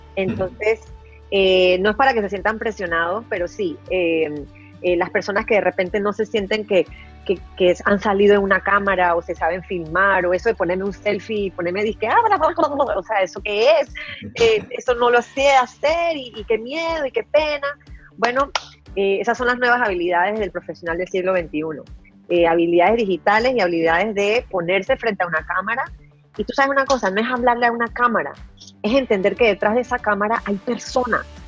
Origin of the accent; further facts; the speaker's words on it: Panama; en mi país es la red que más se utiliza.